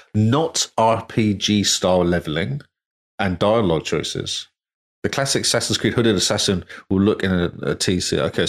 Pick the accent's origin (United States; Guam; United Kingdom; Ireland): United Kingdom; England; I'm English.